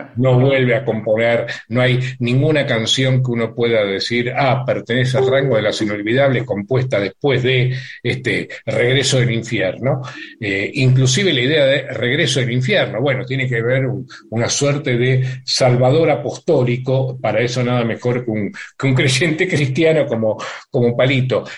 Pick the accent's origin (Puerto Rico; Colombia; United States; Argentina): Argentina; los y las intelectuales argentinos y argentinas